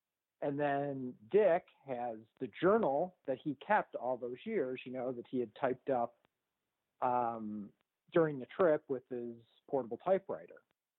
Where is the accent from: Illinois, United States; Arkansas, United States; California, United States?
Illinois, United States; outside Chicago; first language English; moved away; when I was a kid growing up outside Chicago, I used to go down to my uncle's photo studio in the city